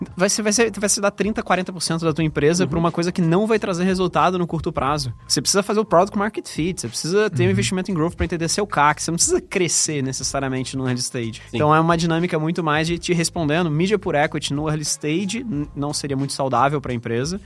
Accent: Rio de Janeiro, Brazil; moved away as an adult; now in São Paulo, Brazil; eu sou carioca, mas eu tô aqui há 10 anos já em São Paulo

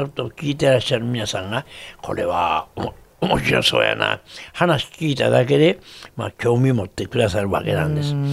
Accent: Kansai, Japan; accent: Kansai-ben; also born or lived in Tokyo; 東京で「ザ・リクエストショー」という歌謡番組をテレビで持った時ね関西弁でやった

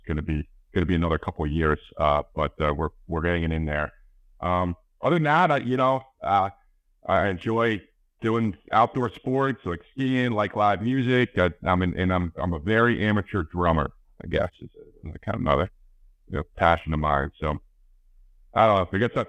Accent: Baltimore, Maryland, United States; moved away as an adult; now in Washington, D.C., United States; I grew up in Baltimore, but now I guess I've been in D.C. since 2004. I met my wife here, settled down here. So I guess I'm likely or not, I'm a Washingtonian now

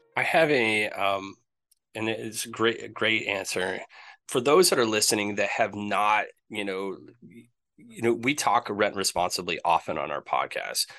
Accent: Maine, United States; moved away; also born or lived in Rutland, Vermont / New Hampshire / Atlanta; born in Maine, lived on the coast of Maine

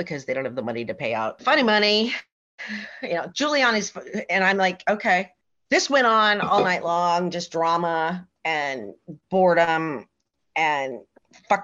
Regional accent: West Coast, United States; moved away as an adult; also born or lived in Las Vegas / New York City; I was from the West Coast

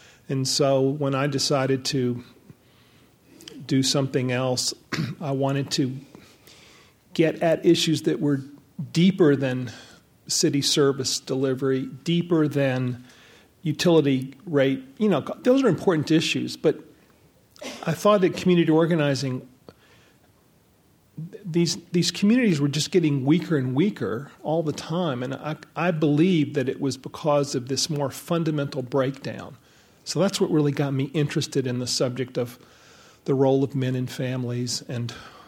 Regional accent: the South, United States; I was born in 1955, so the big thing for me was the civil rights movement, growing up in the South.

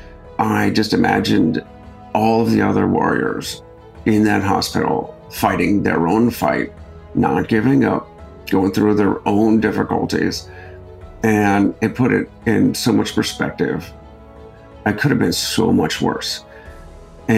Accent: Akron, Ohio, United States; I grew up in Akron, Ohio

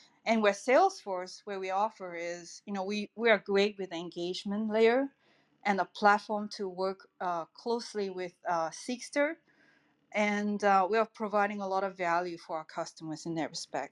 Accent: Singapore; now in El Granada, United States; I'm originally from Singapore

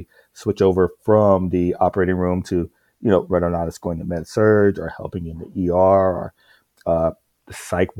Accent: South Carolina, United States; moved away as an adult; I was born and raised in South Carolina, rural South Carolina

